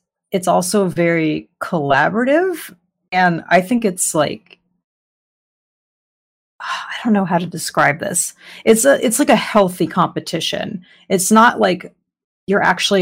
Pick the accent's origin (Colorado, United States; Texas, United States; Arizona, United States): Arizona, United States; moved away as an adult; now in Southern California, United States; I'm originally from Arizona, the Southwest